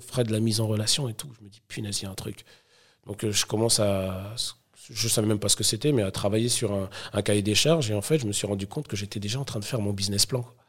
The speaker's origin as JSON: {"language": "French", "town": "Sarcelles", "region": "Île-de-France", "country": "France", "said": "je viens de banlieue, je viens de Sarcelles, une ville euh, où il faisait bon vivre à l'époque"}